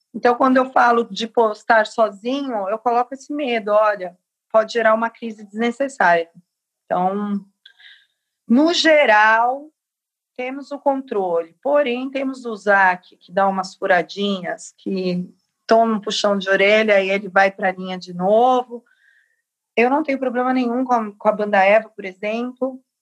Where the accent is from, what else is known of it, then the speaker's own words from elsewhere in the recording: São Paulo, Brazil; Capão Redondo, que é a minha quebrada